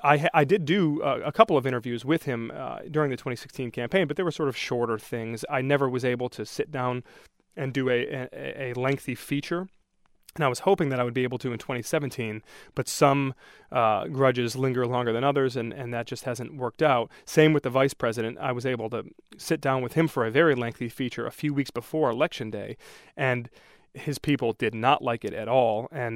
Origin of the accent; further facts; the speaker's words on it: Brighton, Michigan, United States; also born or lived in Livonia, United States; Sure. Well, I grew up in Brighton. For the most part, I spent a few years in Livonia when I was younger, but we moved to Brighton when I was in first grade